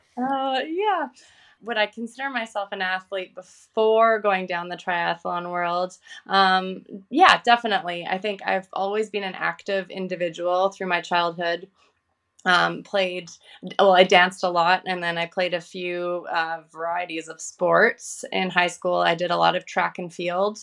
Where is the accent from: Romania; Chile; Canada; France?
Canada; Vancouver, British Columbia; I'm from Vancouver, Canada